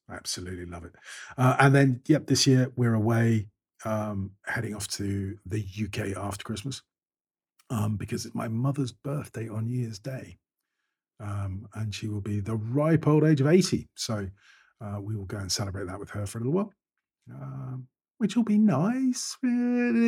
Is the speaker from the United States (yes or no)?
no; Scotland, United Kingdom; I'm, I'm a Scot